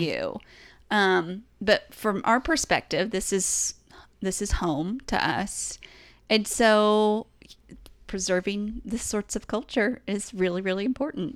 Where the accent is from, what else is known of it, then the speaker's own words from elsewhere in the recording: East Tennessee, United States; we came from East Tennessee